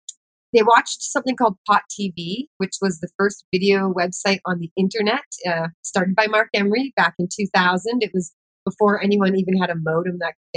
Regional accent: Kamloops, British Columbia, Canada; moved away as an adult; now in Vancouver, Canada; I decided to move to Vancouver, BC, from my hometown, Kamloops, BC, 4 hours away

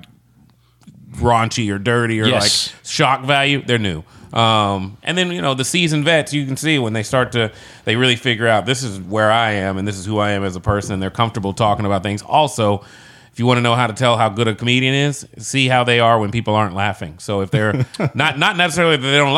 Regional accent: Georgetown, Kentucky, United States; also born or lived in St. Louis; I'm bluegrass born and red.

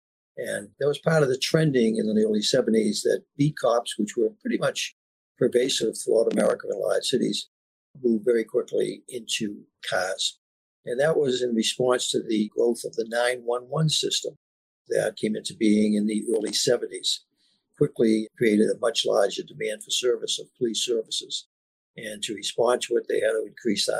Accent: Boston, Massachusetts, United States; moved away; Dorchester. I grew up at Meeting House Hill, Mathis School.

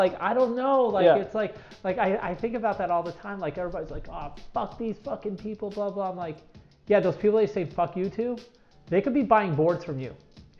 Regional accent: New York City, New York, United States; moved away as an adult; now in San Clemente, United States; I grew up in Fort Greene, Brooklyn, and oddly enough, I ended up living there before I moved here

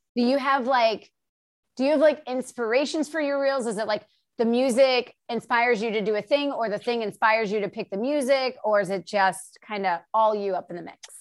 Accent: the Carolinas, United States; now in Los Angeles, United States; I'm in LA and I grew up in the Carolinas

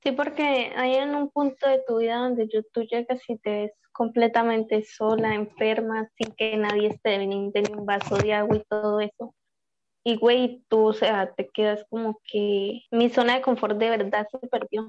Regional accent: Colombia; now in Chile; tengo 22 años y soy de Colombia, pero vivo en Chile

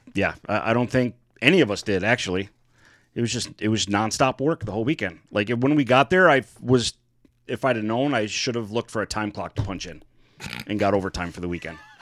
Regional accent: Michigan, United States; We are from Michigan

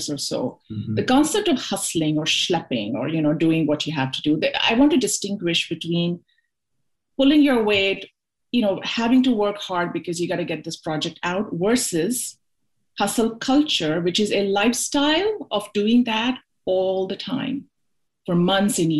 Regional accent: Mumbai, Maharashtra, India; moved away as an adult; I'm originally from Mumbai.

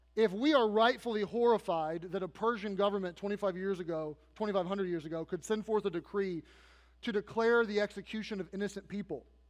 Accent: United States; I am an American

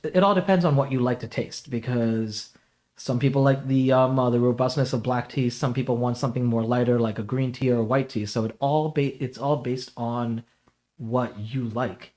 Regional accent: New York City, New York, United States; now in Connecticut, United States; I was basically born in, uh, Jamaica, Queens

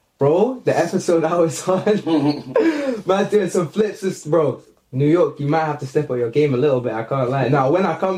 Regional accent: London, United Kingdom; now in Los Angeles, United States

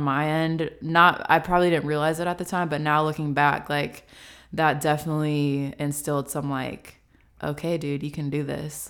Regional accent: Franklin, United States; moved away as an adult; also born or lived in Chattanooga; now in Atlanta, United States; I am originally from Franklin

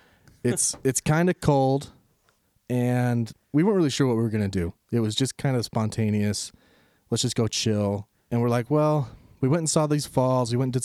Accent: Utah, United States; I'm from Utah.

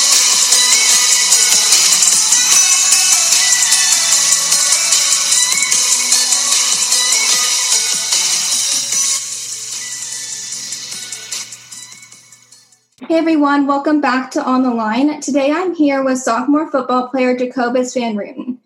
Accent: Seattle, Washington, United States; I am 15 years old and I am from Seattle, Washington.

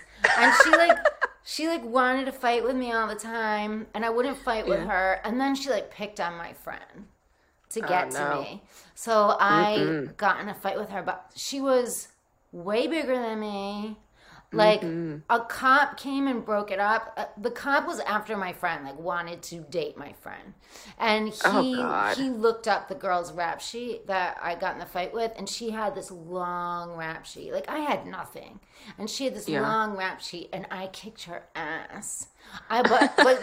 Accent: Rhode Island, United States; also born or lived in New Jersey; I grew up in Rhode Island, which is just like Jersey in so many ways

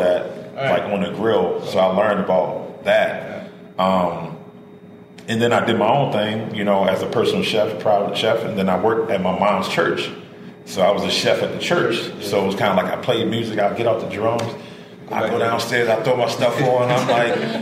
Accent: Baltimore, Maryland, United States; I grew up in Warburg Junction.

